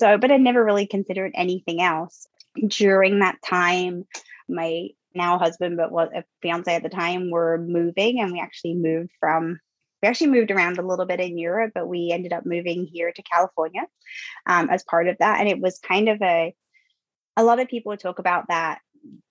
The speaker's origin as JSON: {"language": "English", "region": "England", "country": "United Kingdom", "tie": "born or raised there", "moved": "yes", "said": "I'm from the UK. So I grew up in England, went to school there"}